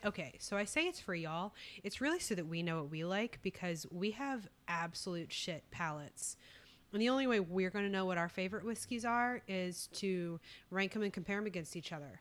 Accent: Texas, United States; also born or lived in California; We're both Texas girls, though, uh, deep down

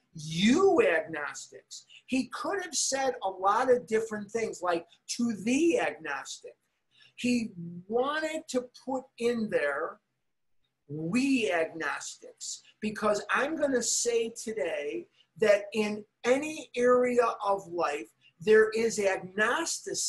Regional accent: Chicago, Illinois, United States; growing up in Chicago

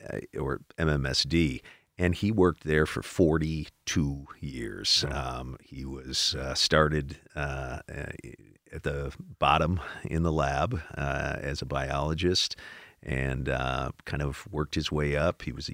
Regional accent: Milwaukee, Wisconsin, United States; Well, my dad came to Milwaukee. In the 1950s.

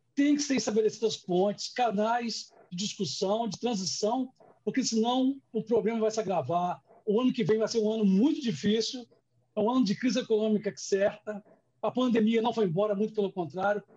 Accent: Vila Velha, Espírito Santo, Brazil; Eu sou de Vila Velha

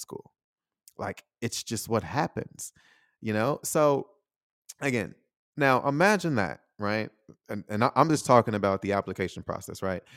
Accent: United States; moved away as an adult; also born or lived in Taiwan; I'm still American

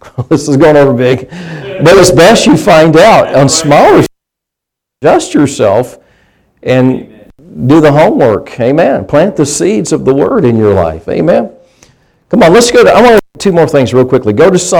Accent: United States; I grew up in a rural area. I grew up in Pike County

